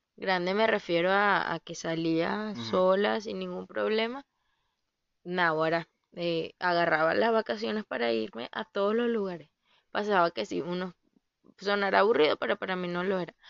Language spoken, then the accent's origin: Spanish; Venezuela; moved away as an adult; hasta que me vine de Venezuela